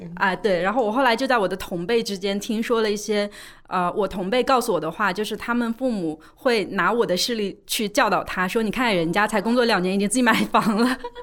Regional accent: Suzhou, Jiangsu, China; 就是我是江苏人嘛，苏州人，我们那边有一个很重要的事情就是读书

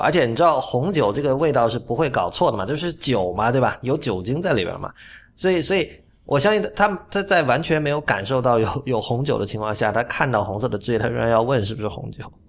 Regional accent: Shenzhen, Guangdong, China; 我在深圳长大

